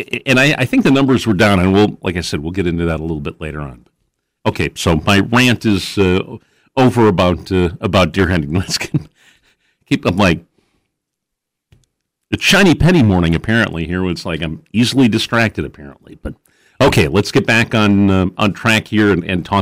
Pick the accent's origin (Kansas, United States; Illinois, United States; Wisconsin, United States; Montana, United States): Wisconsin, United States; West Salem; I grew up in West Salem